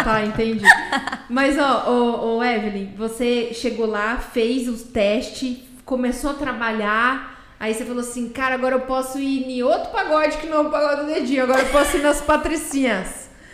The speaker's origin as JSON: {"language": "Portuguese", "town": "Campo Grande", "region": "Mato Grosso do Sul", "country": "Brazil", "tie": "born or raised there", "said": "Eu sou uma campo grandense que tive que nascer na Santa Casa, porque tava lotado"}